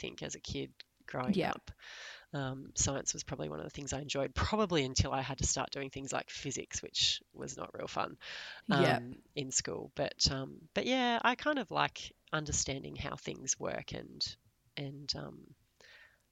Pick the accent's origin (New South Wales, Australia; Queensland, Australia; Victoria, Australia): New South Wales, Australia; Laurieton; also born or lived in Sydney / Canberra; now in Port Macquarie, Australia; I was born in Sydney, but I didn't spend much time there. I mostly grew up in a small town on the mid-north coast of New South Wales called Laurieton.